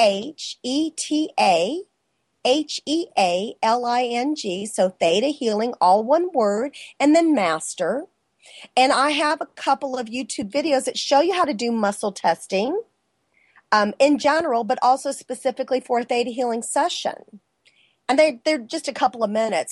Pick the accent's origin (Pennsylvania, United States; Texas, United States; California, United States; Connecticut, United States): Texas, United States; San Antonio; moved away; I'm from San Antonio, so all my friends were military